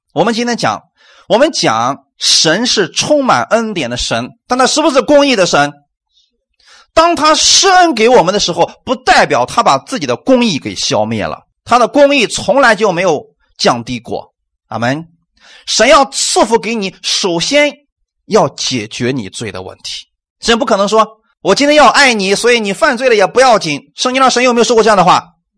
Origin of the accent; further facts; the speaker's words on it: China; 我们中国人